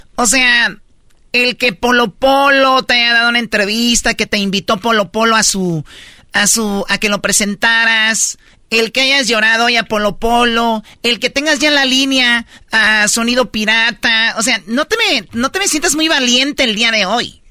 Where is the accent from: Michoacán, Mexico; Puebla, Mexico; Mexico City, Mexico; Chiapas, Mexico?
Michoacán, Mexico; yo soy de Michoacán.